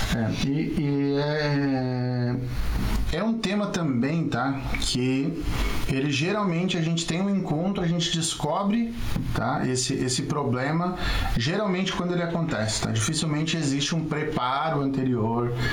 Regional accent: Chapecó, Santa Catarina, Brazil; eu sou de Chapecó

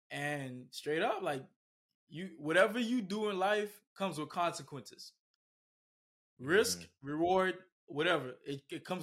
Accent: Miami, Florida, United States; moved away as an adult; also born or lived in Bahamas; now in Naples, United States; I was born in the Bahamas. Okay. Moved to Miami at the age of three, and pretty much Miami made me, raised me, molded me.

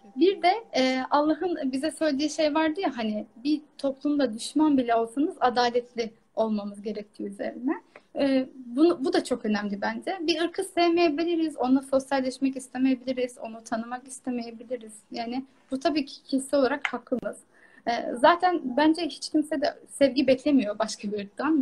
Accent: Kars, Kars Province, Turkey; Karslı olarak yani hayatım boyunca Karslıyım

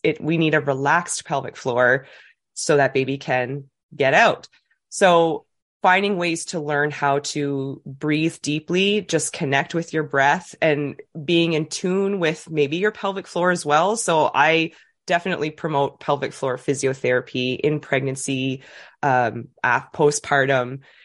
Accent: New Brunswick, Canada; moved away as an adult; now in Dartmouth, Canada; I'm from New Brunswick originally. I moved to Nova Scotia, always had a love for Nova Scotia, but came here for university and just kinda never left.

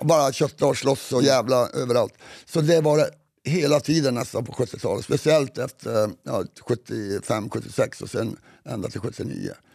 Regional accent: Kiruna area, Norrbotten County, Sweden; var vi kommer ifrån, lite norr om

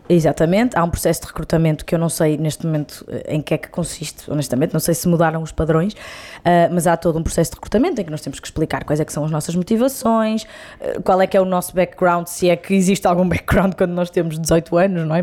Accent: Braga, Norte, Portugal; Sou minhota, de gema, Boa. bracarense.

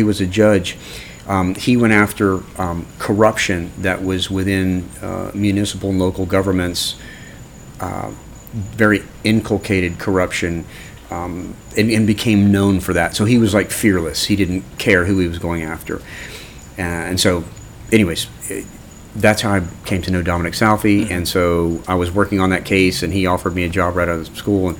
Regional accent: Orlando, Florida, United States; I grew up in Orlando. You know, I went to Winter Park High School and grew up in Orlando.

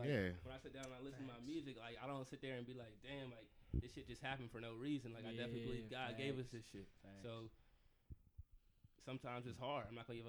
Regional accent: Virginia, United States; I'm from Virginia

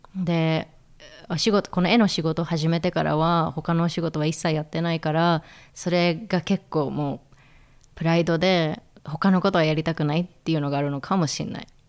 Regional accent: Tokyo, Japan; moved away as an adult; also born or lived in Berlin, Germany; now in Switzerland; 東京でまあ生まれ育って

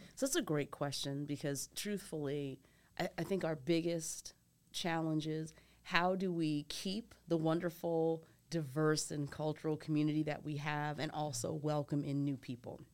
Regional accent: Philadelphia, Pennsylvania, United States; moved away as an adult; also born or lived in Michigan / Massachusetts / New York; now in Nashville, United States; I grew up outside of Philadelphia

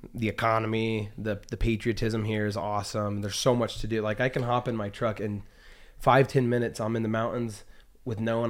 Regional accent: Utah, United States; also born or lived in Las Vegas, Nevada / Seattle, Washington / Texas / San Diego, California; I kinda claim Utah as home. Um, grew up most, most of my years here, probably about fifteen years here in Utah

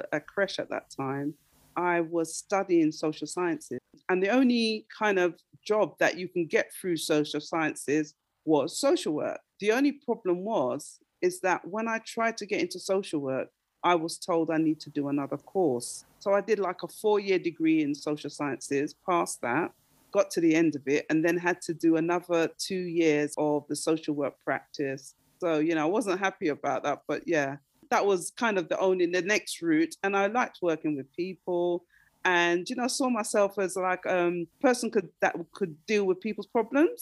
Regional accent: London, United Kingdom; also born or lived in Darlington / Islington / Stoke Newington / Tottenham; now in Nottingham, United Kingdom; I was born in Darlington, and that's in, it's the northeast of England. It's near to Scotland. And my parents moved down to London when I was three

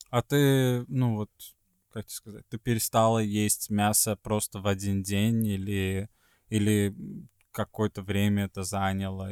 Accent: Sweden; moved away; из Швеции

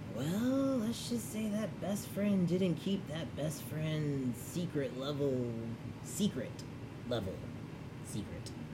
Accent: Chicago, Illinois, United States; I was born in Chicago

